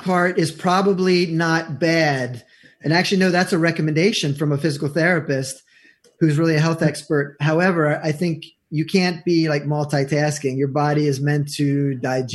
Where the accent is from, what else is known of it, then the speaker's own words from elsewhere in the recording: York, Pennsylvania, United States; moved away as an adult; also born or lived in Jackson, Mississippi; now in New Jersey, United States; I'm a transplant. I'm from nice. York, Pennsylvania.